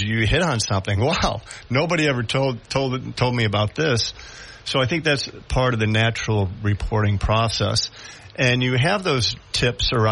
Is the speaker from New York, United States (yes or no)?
yes; Syracuse, New York, United States; now in Binghamton, United States; I actually grew up in the Syracuse area. I've been in Binghamton, the Binghamton area, for probably about more than 30 years.